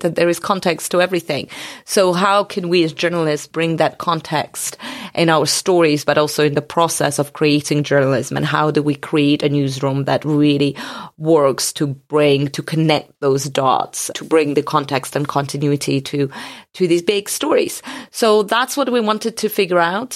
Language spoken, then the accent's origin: English; Georgia; moved away; also born or lived in Soviet Union; I come from Georgia, but, um, the other Georgia, the country, not the state.